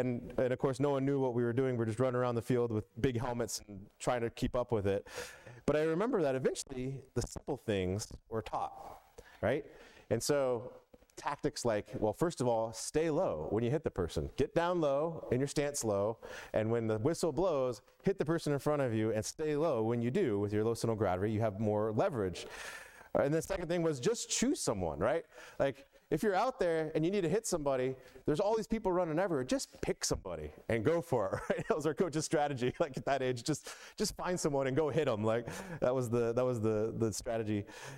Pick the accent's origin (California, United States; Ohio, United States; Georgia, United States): Georgia, United States; Atlanta; But I was all about football growing up in the South. As many of you know, I grew up, moved around a lot, but I lived a lot of time, most of my life in Atlanta one way or another.